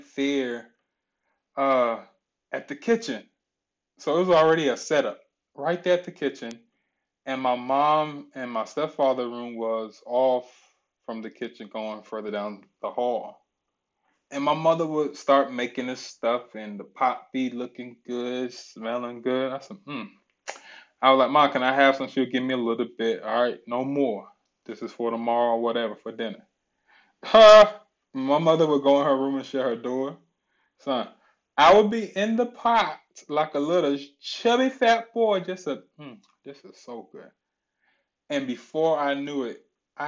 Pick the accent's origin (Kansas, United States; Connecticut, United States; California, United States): Connecticut, United States; Ansonia; also born or lived in Derby, Connecticut; grown up in the city of Ansonia